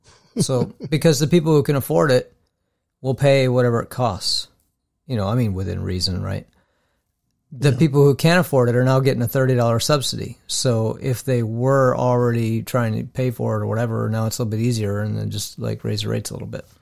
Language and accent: English; Minnesota, United States